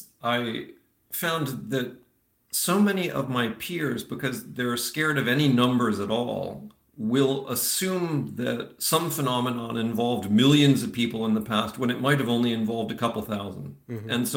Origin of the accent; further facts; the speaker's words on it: Eastern Pennsylvania, United States; first language English; moved away as an adult; also born or lived in Florida; now in Netherlands; I grew up in Pennsylvania. I was born in Florida. Okay. And then in Eastern Pennsylvania is where I called home for a long time.